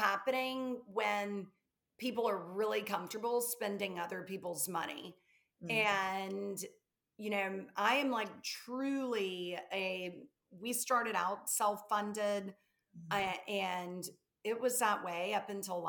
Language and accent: English; the South, United States; accent: Southern; I'm from the South, if you can't tell from my accent